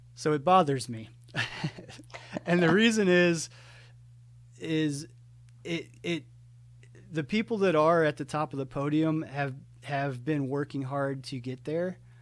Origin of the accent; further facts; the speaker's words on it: Ohio, United States; moved away as an adult; now in Atlanta, United States; I grew up in Ohio, moved to Atlanta um, after I graduated college in 2007